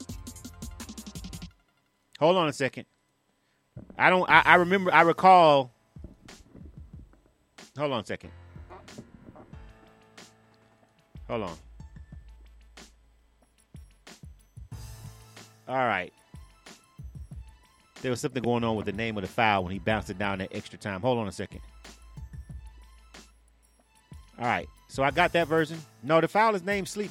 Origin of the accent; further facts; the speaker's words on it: Florida, United States; I'm from Florida.